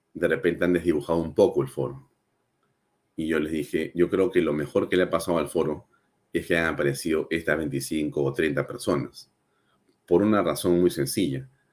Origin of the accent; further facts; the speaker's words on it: Peru; nuestra patria